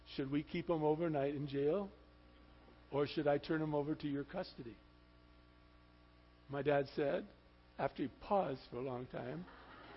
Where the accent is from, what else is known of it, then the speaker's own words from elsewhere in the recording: Highland Park, Michigan, United States; When I was a little boy, we were born and raised in Highland Park, Michigan